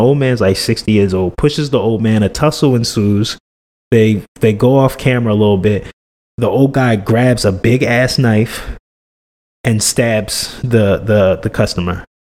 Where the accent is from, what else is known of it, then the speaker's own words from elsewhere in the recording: New Jersey, United States; I know I'm from Jersey.